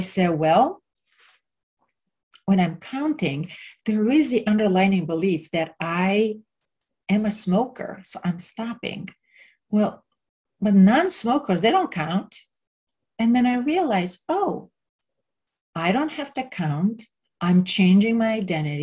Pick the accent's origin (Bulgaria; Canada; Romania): Romania; moved away; where I grew up in Romania